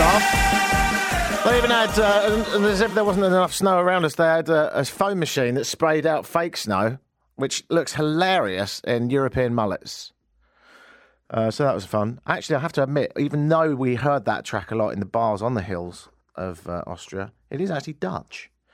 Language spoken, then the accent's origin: English; United Kingdom; now in Canada; I'm British, so I have to be shocked by everything